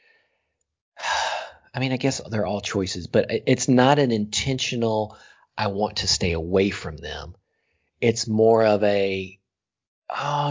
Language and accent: English; the South, United States; growing up in the South